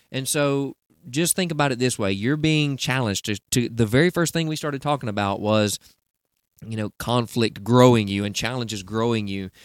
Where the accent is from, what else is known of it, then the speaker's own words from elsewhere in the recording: Southeast, United States; I'm in the Southeast